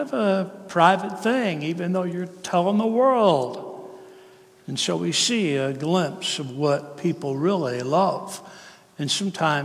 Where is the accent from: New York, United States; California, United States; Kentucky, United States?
Kentucky, United States; now in Tennessee, United States; I'm from Kentucky, but I live in Tennessee